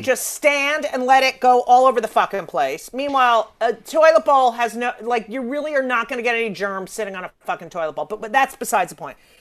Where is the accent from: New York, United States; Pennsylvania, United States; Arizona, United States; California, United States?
New York, United States; New York City; being a New Yorker